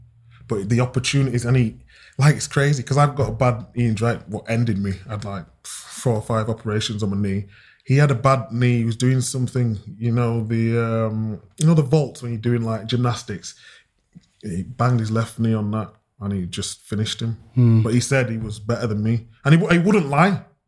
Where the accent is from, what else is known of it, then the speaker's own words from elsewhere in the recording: Chapeltown, Yorkshire and the Humber, United Kingdom; Dad still lives in the old house I was brought up in Chapeltown. He won't move.